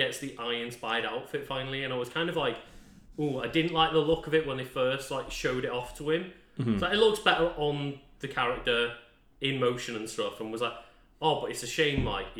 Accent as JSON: {"language": "English", "country": "United Kingdom", "said": "as a British viewer of a cinema"}